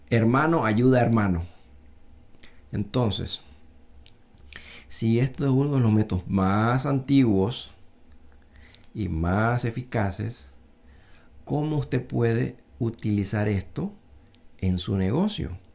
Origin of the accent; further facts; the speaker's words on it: Panama; los paisanos que son chinos como yo, yo soy mitad chino, mitad panameño